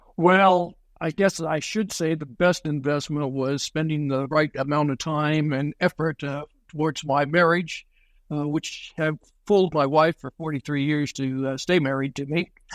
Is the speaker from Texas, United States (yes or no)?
yes; Texas, United States; I'm from Texas